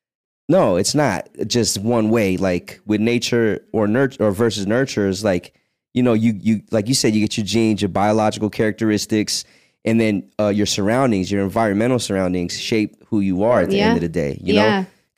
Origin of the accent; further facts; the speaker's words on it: Virginia, United States; I'm from Virginia, so I'm a huge